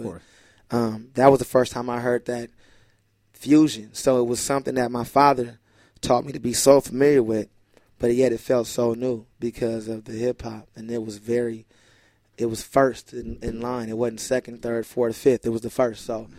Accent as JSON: {"language": "English", "region": "West Coast", "country": "United States", "said": "Because Tribe, first of all, I'm from the West Coast, and we like 808."}